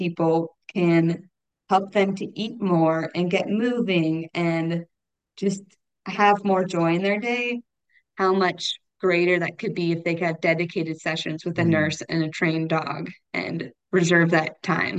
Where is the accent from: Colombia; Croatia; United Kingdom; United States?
United States; Irvine, California; moved away as an adult; also born or lived in Auburn, Alabama; now in Nashville, United States; I grew up in Irvine, California